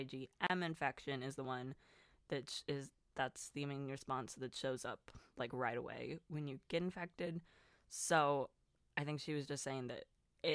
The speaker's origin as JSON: {"language": "English", "region": "Southern California", "country": "United States", "also_born_or_lived": "Wisconsin", "moved": "yes", "lives_now": "Florida, United States", "said": "I'm from SoCal originally"}